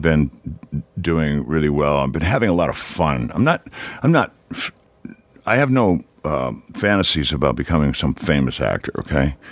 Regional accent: Detroit, Michigan, United States; moved away; I grew up in Detroit.

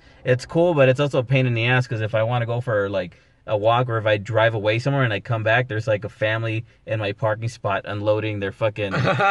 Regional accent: Los Angeles, California, United States; So I'm right at the border of Pacoima. I never really left, you guys. I'm from Pacoima, or the San Fernando Valley, really. But anytime we ever moved and then went broke, we always bounce back to Pacoima.

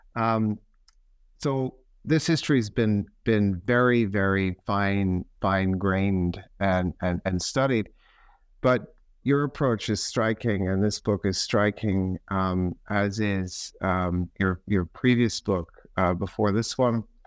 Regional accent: Canada; now in United Kingdom; I'm a Canadian looking at Canada now from the British vantage point.

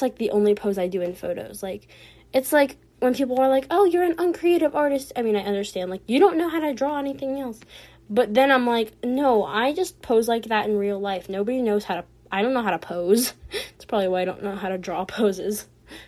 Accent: United States; I'm from America, and I've lived in America my whole life

